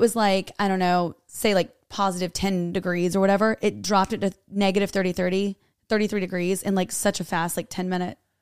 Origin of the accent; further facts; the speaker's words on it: North Carolina, United States; I am from North Carolina